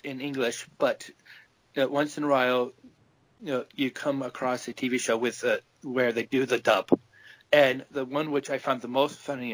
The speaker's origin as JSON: {"language": "English", "region": "Vermont", "country": "United States", "also_born_or_lived": "Pocatello, Idaho", "moved": "as an adult", "lives_now": "Japan", "said": "I'm from Vermont"}